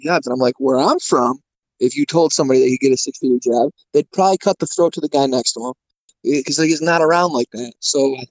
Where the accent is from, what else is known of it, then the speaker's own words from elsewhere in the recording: Syracuse, New York, United States; moved away; around the Syracuse area